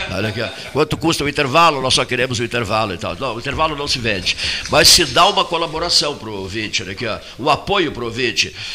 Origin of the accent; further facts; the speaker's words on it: Pelotas, Rio Grande do Sul, Brazil; Eu sou de Pelotas.